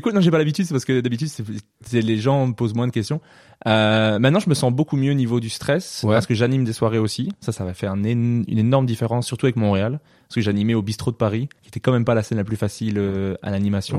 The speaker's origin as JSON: {"language": "French", "region": "Wallonia", "country": "Belgium", "said": "je suis pas de Bruxelles"}